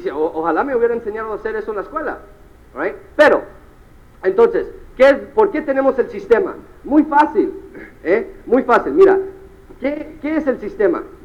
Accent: United States; mi mamá es cubana, mi papá es mexicano y yo nací en los Estados Unidos

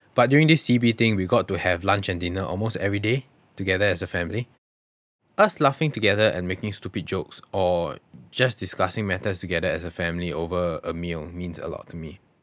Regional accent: Singapore; I genuinely have never been more ashamed to identify myself as a Singaporean during that period.

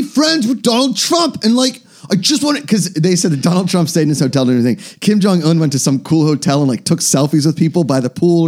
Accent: Pittsburgh, Pennsylvania, United States; I grew up in Pittsburgh

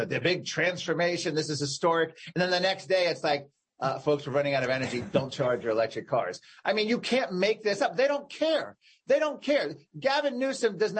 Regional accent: Virginia, United States; my home state of Virginia

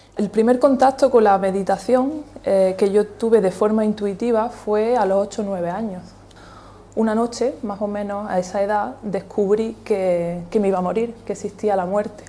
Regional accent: Almuñécar, Andalusia, Spain; also born or lived in Granada; yo nací en Almuñécar

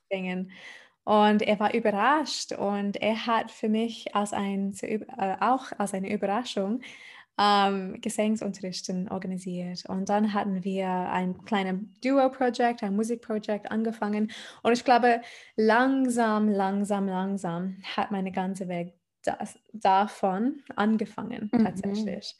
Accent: Adelaide, South Australia, Australia; German is a second language; moved away as an adult; now in Germany; ich komme aus Australien. ähm, aus Adelaide, genau. Die ist die Name von meiner Heimat. Und mhm. äh, ich war am Meer aufgewachsen

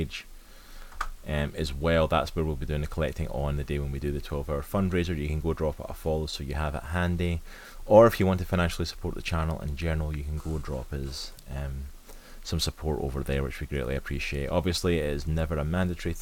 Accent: Scotland, United Kingdom; I'm from Scotland.

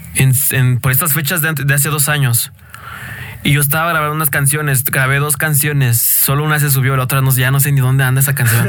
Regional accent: State of Mexico, Mexico; yo soy de aquí del Estado de México

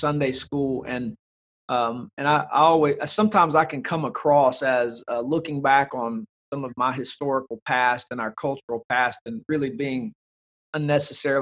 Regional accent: the South, United States; growing up in the South, where we would say cultural Christianity rules the day

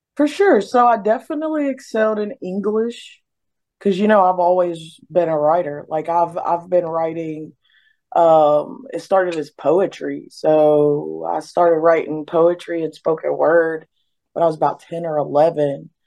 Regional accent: Beckley, West Virginia, United States; moved away; I was born and raised in West Virginia, Beckley, West Virginia.

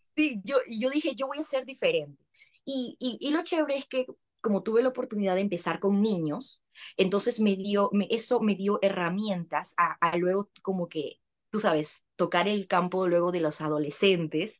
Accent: Lima, Peru; moved away as an adult; now in United States; yo soy de Perú, eh, nací en Lima, pero tengo familia en Trujillo y en Piura, que son provincias de mi país

